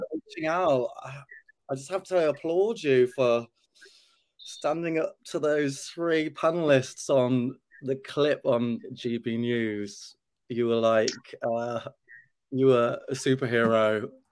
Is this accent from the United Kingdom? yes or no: yes; Yorkshire and the Humber, United Kingdom; growing up in Yorkshire in the 80s